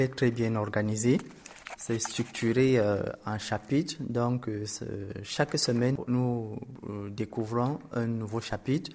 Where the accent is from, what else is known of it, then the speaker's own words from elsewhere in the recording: Cameroon; je viens du Cameroun, qui est un pays euh, d'Afrique centrale